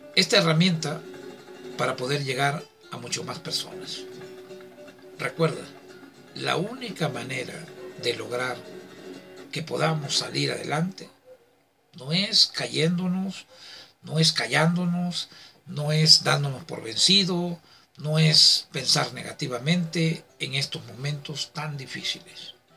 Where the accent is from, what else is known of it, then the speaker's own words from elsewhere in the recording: southern Veracruz, Mexico; soy del sur de Veracruz, que Veracruz, muy orgullosamente